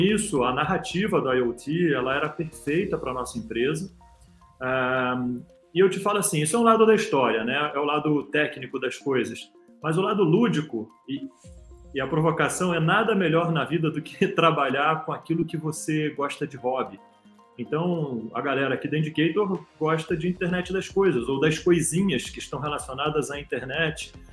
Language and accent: Portuguese; Brazil; moved away as an adult; now in São Paulo, Brazil; como brasileiro